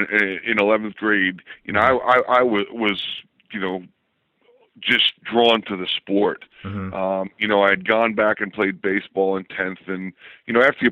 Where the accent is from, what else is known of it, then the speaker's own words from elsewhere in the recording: Hicksville, New York, United States; moved away as an adult; also born or lived in Baltimore; I grew up in Hicksville, New York